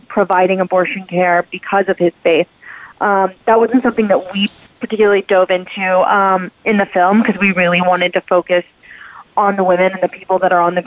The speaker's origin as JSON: {"language": "English", "region": "Texas", "country": "United States", "tie": "born or raised there", "also_born_or_lived": "New York", "moved": "as an adult", "said": "from Texas originally. I live in Texas again. I just recently moved back here. And so I grew up in a place with similar values"}